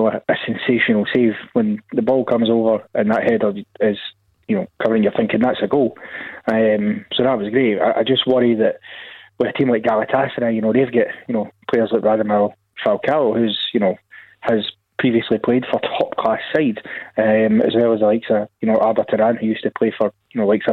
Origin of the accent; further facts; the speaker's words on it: Scotland, United Kingdom; being a Scot